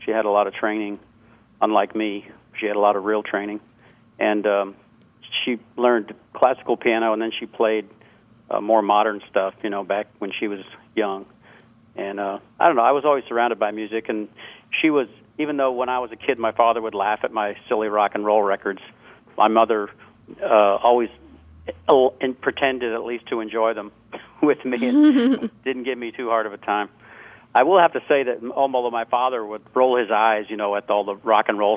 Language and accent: English; Jacksonville, Florida, United States; now in New England, United States; I'm originally from Jacksonville, Florida, but I live in New England now